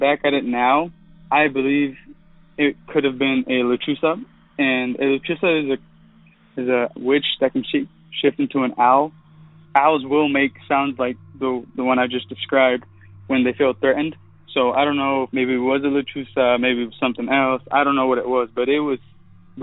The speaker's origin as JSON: {"language": "English", "town": "Stephenville", "region": "Texas", "country": "United States", "said": "I'm from Stephenville, Texas"}